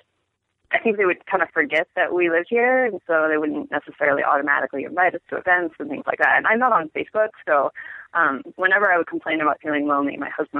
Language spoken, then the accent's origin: English; El Paso, Texas, United States; also born or lived in Boston, Massachusetts; now in Denver, United States; I'm from El Paso, Texas